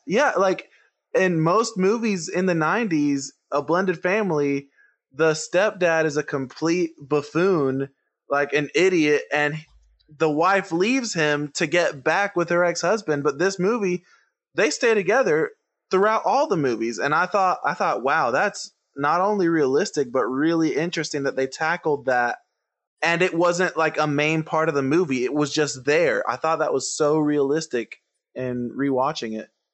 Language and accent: English; Puerto Rico; English is a second language; I grew up in Puerto Rico, and I didn't learn to speak English till I was, like, eight years old.